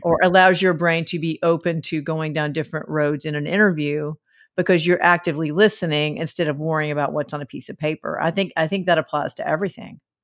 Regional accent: the South, United States; I was raised in the South

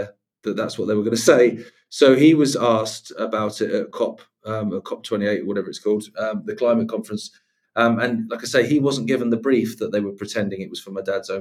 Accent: England, United Kingdom; I'm English.

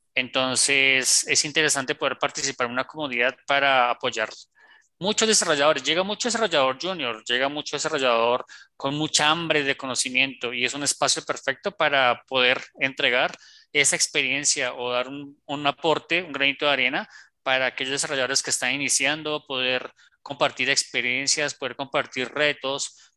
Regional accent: Colombia; also born or lived in Bogotá; como decimos aquí en Colombia

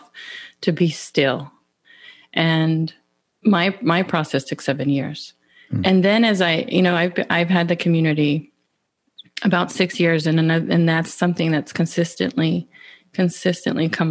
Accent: Pecos, Texas, United States; I grew up in West Texas in the Permian Basin area. Specifically, I'm gonna credit Pecos.

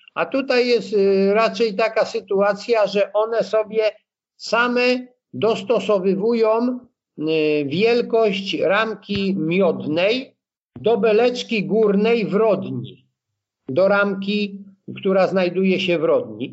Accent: Blachownia, Silesian Voivodeship, Poland; wychowałem się no, w mieście, takim mieście, no, mieście tam, wtedy to miasteczko było dziesięciotysięczne, Blachownia koło Częstochowy

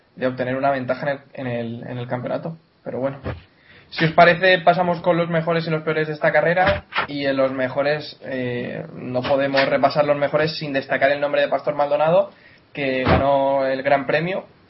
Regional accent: Mallorca, Balearic Islands, Spain; siendo mallorquín

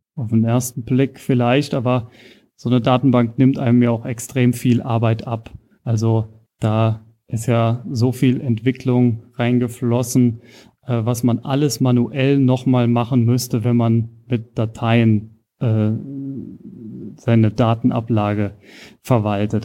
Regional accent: Rhineland-Palatinate, Germany; moved away as an adult; also born or lived in Kaiserslautern / Nuremberg; now in Regensburg, Germany; bin also ursprünglich aus Rheinland-Pfalz und bin jetzt in Bayern gelandet oder in der Oberpfalz

